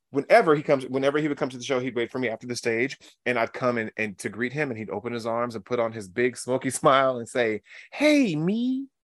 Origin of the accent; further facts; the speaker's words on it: San Diego, California, United States; I grew up in San Diego, California